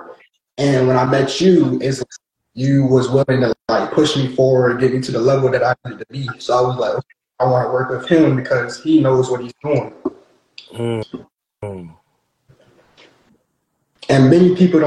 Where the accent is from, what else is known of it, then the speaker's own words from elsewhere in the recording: Chesapeake, Virginia, United States; I'm from Chesapeake, Virginia